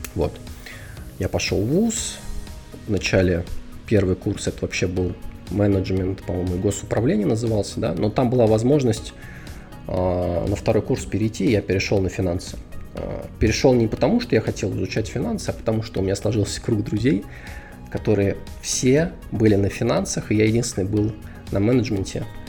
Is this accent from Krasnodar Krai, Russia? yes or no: no; Moscow, Russia; moved away; Родился, вырос и жил основную часть своей сознательной жизни я в Москве. Да, то есть я москвич.